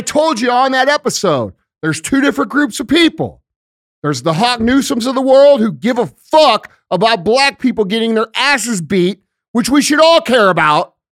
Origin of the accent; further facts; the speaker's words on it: St. Louis, Missouri, United States; I'm from Saint Louis and started here